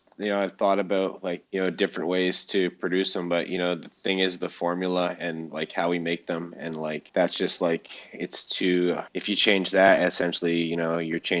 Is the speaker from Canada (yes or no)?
yes; Canada; It's all here in Canada. And so, and a lot of them here in my hometown.